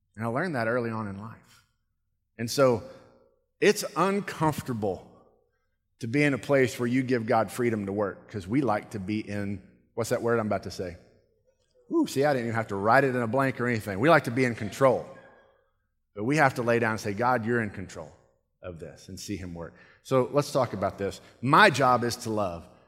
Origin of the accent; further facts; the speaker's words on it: United States; I'm American